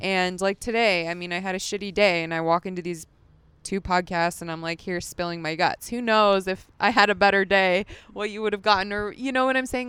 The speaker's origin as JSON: {"language": "English", "town": "Las Vegas", "region": "Nevada", "country": "United States", "tie": "born or raised there", "said": "As a kid, I grew up in Las Vegas."}